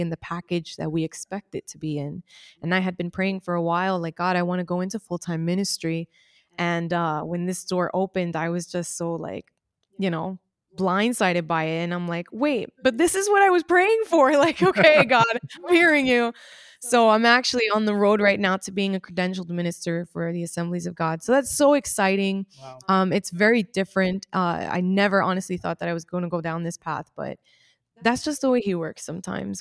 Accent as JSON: {"language": "English", "country": "United States", "tie": "born or raised there", "said": "Even though I was born in the United States"}